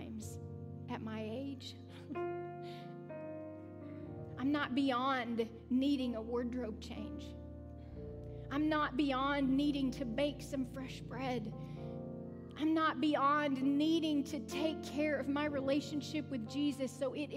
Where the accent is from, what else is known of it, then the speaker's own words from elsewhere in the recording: the South, United States; I'm from the South. We do things really slow